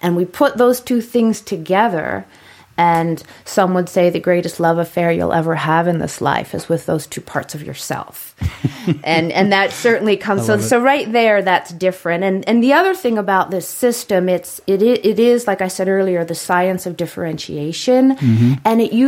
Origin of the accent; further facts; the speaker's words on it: New York City, New York, United States; It's been a long time, but once from New York, always from New York.